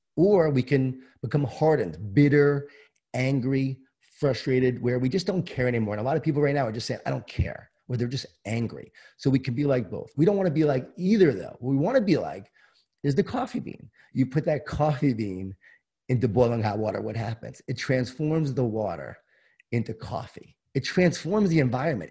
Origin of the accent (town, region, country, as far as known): Long Island, New York, United States; born or raised there